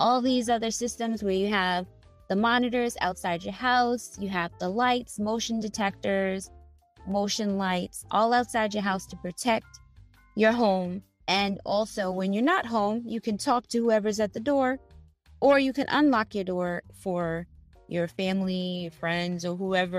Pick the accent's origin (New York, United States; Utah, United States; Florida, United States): New York, United States; New York City; Queens, New York, my hometown